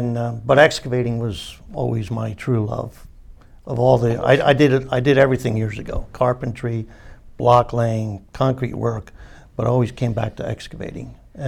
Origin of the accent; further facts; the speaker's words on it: United States; I was born and raised in Center Township.